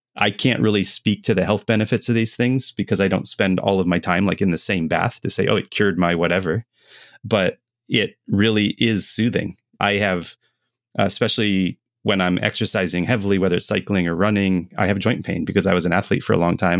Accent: United States; as an American

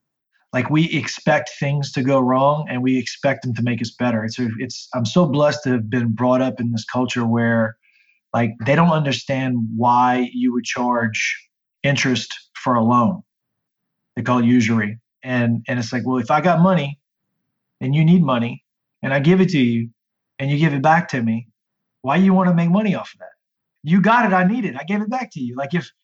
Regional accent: Lafayette, Louisiana, United States; So I'm from Lafayette, Louisiana, originally, which if you're looking at a globe is the boot in Louisiana.

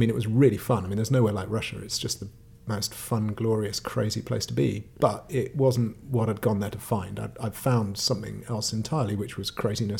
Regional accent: Mid Wales, United Kingdom; growing up in Mid Wales on a farm, which was wonderful

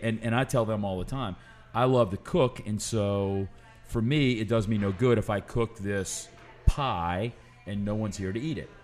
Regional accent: New Orleans, Louisiana, United States; also born or lived in Lafayette; I've never lived anywhere else

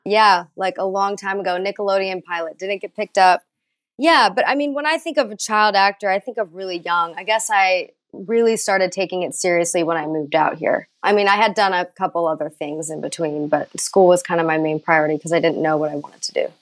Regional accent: Dallas, Texas, United States; now in Los Angeles, United States; I am from Texas, but I've I've been out here for about eleven years now

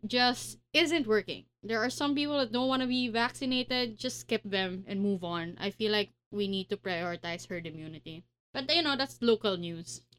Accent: Pasig, Metro Manila, Philippines; I'm from Pasig

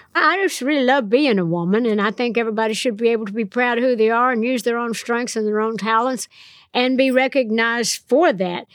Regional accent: Nashville, Tennessee, United States; I'm from Nashville. I'm a songwriter.

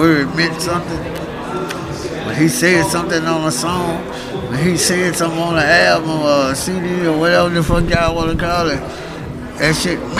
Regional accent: Memphis, Tennessee, United States; I'm originally from South Memphis

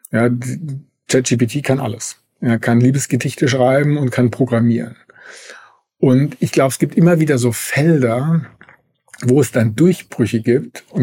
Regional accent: Germany; dass wir als, als Deutsche da so langsam das also verstanden haben

